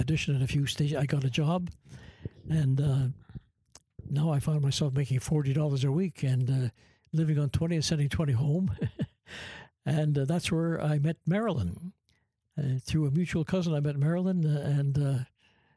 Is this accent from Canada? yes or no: yes; Canada; moved away as an adult; also born or lived in Toronto; I'm from Canada